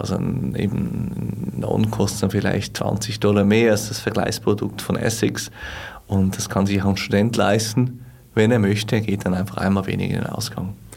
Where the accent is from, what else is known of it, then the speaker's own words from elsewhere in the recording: Switzerland; als Schweizer